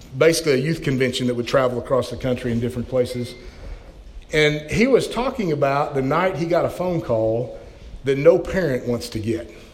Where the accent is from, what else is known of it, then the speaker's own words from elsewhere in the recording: Oklahoma, United States; moved away; also born or lived in Colorado; I'm from Oklahoma. I mean, when it snows, we're out of school, right?